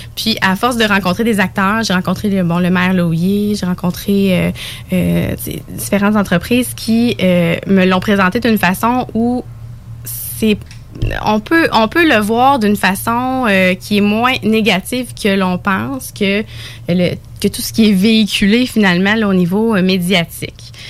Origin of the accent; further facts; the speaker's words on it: Bellechasse, Quebec, Canada; accent: Bellechasse; je suis originaire de Bellechasse.